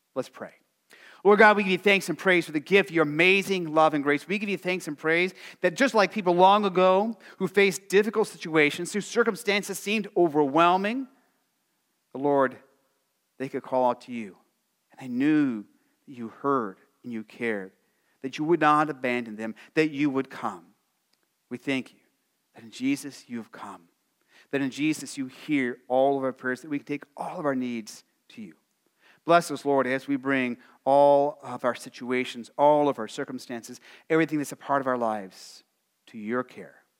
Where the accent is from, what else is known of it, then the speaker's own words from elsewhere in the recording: Arizona, United States; growing up in Arizona